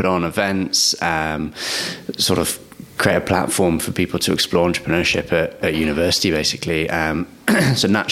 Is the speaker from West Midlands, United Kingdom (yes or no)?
yes; Hereford, West Midlands, United Kingdom; I grew up in a small town called Hereford